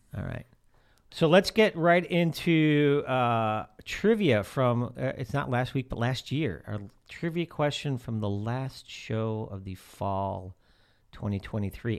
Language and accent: English; outside of Chicago, Illinois, United States; moved away; I grew up outside of Chicago.